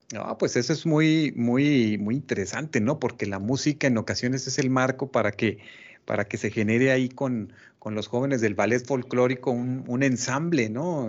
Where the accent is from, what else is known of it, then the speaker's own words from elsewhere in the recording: Mexico; como propios, como mexicanos